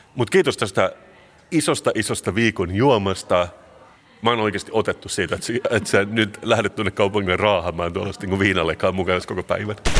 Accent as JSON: {"language": "Finnish", "country": "Finland", "said": "mä oon suomenruotsalainen, tämä on mun kulttuuri."}